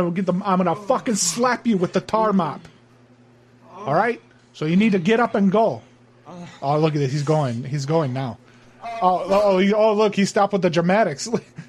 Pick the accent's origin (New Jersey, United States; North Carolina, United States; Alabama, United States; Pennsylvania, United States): New Jersey, United States; Trenton; Yeah, I was from Trenton, New Jersey originally. I was out in that area